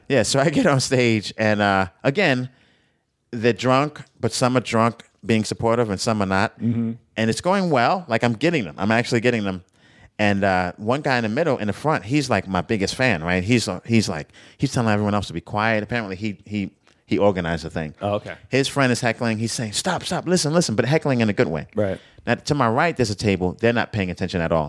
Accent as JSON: {"language": "English", "region": "New York", "country": "United States", "said": "I'm a New Yorker."}